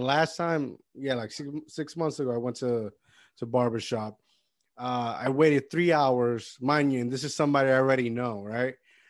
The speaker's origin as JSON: {"language": "English", "country": "Puerto Rico", "tie": "born or raised there", "moved": "yes", "said": "I grew up in Puerto Rico"}